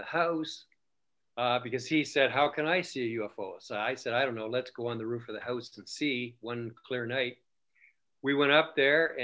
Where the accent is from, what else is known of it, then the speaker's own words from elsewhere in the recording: Canada; we're from Canada